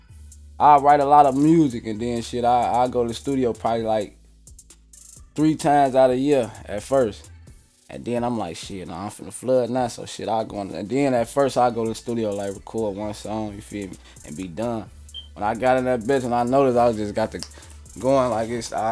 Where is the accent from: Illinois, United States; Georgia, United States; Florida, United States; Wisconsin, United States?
Illinois, United States; Chicago; also born or lived in South Side, Chicago; I'm from North Avenue and Lawler, but I stay south. I been staying south for a minute now, shit, since we moved out from west, from off Lawler